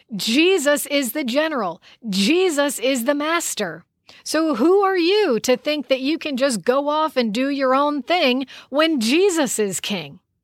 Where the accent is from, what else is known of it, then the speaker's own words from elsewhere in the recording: United States; I am born as an American